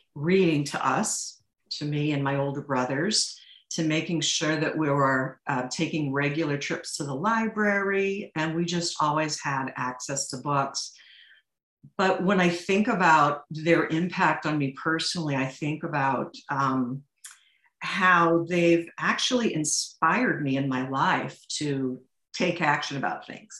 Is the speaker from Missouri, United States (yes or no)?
yes; St. Louis, Missouri, United States; I come from St. Louis, Missouri, which mm. is where Charles Lindbergh's Spirit of St. Louis airplane um, it derived its funding and its name, and my high school was named after